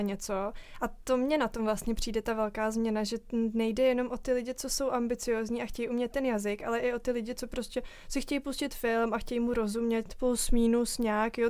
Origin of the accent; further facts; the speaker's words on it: Czechia; my jako Češi